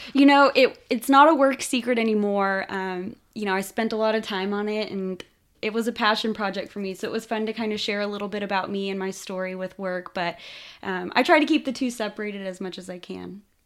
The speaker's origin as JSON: {"language": "English", "town": "Austin", "region": "Texas", "country": "United States", "tie": "born or raised there", "said": "I grew up in Austin, Texas"}